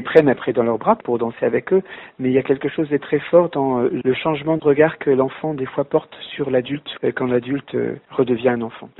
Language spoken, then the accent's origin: French; Caen, Normandy, France; dans mon enfance à Caen